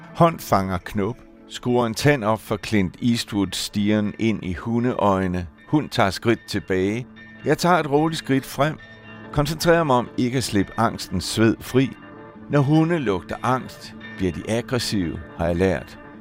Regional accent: just south of Lammefjorden, West Zealand, Denmark; på min hjemmeegn, der var jeg vokset op i en lille stationsby ude på Vestjylland, lige syd for Lammefjorden

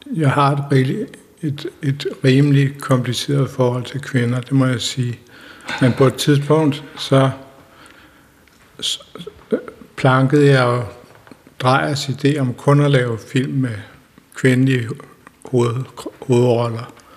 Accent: Denmark; de huse, som jeg købte også mit barndomshjem, der ligger den vej 300 meter

